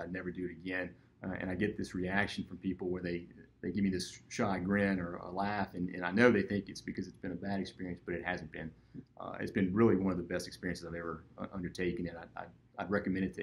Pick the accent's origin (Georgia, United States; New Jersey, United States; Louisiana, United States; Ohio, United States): Louisiana, United States; Lafayette; I was born and raised here in Lafayette